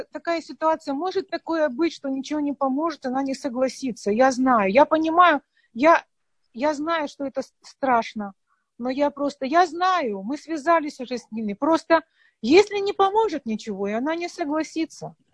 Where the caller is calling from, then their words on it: Ashkelon, Southern District, Israel; Я из Ашкелона.